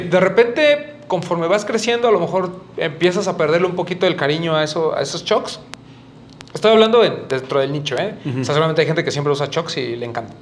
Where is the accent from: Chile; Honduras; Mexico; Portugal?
Mexico